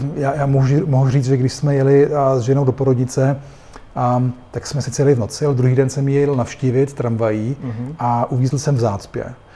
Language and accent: Czech; Vienna, Austria; moved away as an adult; now in Prague, Czech Republic; já jsem vyrostl v Rakousku, ve Vídni, kde jsem už jako dítě jezdil na kole